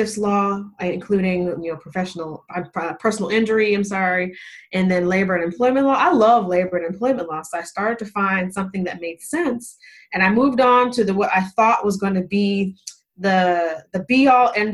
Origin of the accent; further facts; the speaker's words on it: Las Vegas, Nevada, United States; moved away as an adult; now in Charlotte, United States; I'm from Las Vegas, moving from Las Vegas all the way to Charlotte, where my now husband lives